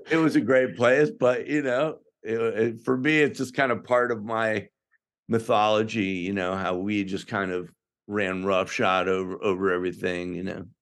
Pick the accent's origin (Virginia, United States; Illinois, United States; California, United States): Illinois, United States; outside of Chicago; I grew up outside of Chicago, so I or I went to high school outside of Chicago